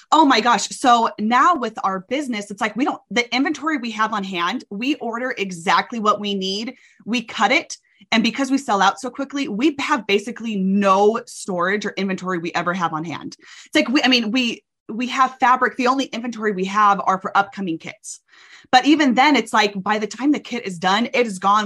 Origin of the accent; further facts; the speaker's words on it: Arkansas, United States; moved away as an adult; now in Utah, United States; I'm from Arkansas. My whole family is in Texas and Arkansas. And I moved out to Utah um, for college and have never left